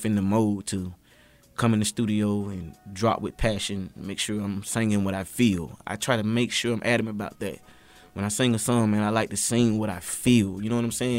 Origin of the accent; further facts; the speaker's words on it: Quincy, Florida, United States; moved away; I'm from Quincy, Florida